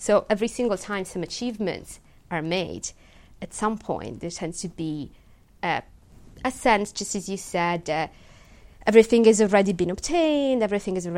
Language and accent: English; Italy; English is a second language; moved away as an adult; now in United Kingdom; my home country. You know, back in Italy